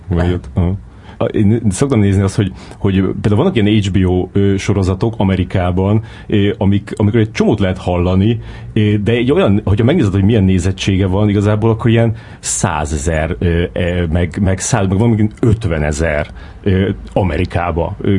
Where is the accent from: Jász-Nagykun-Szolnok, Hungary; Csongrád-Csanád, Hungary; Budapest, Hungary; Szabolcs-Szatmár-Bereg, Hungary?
Csongrád-Csanád, Hungary; Szeged; én Szegeden nőttem föl